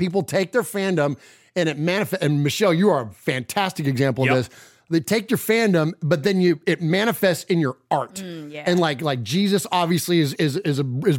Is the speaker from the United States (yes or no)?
yes; San Jose, California, United States; where I grew up in San Jose